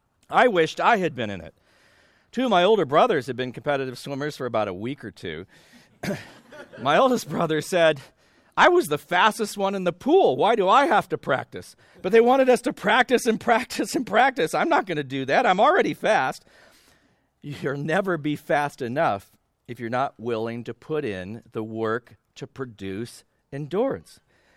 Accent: California, United States; I grew up loving the water. I grew up in Southern California. We had a pool in our backyard.

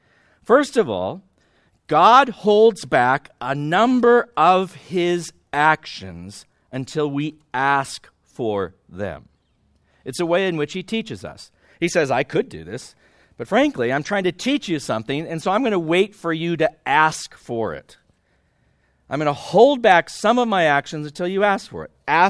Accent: Midwest, United States; We're from the Midwest.

